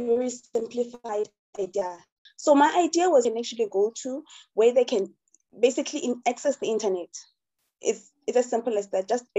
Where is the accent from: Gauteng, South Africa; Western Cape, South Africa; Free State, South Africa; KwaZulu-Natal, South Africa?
Free State, South Africa; Kwaka; also born or lived in Harrismith; I'm from Kwaka initially, right? But then because, my family is like closely, we stay close to each other. So I have family in Kwaka, I have family in Tiami, in Harrismith.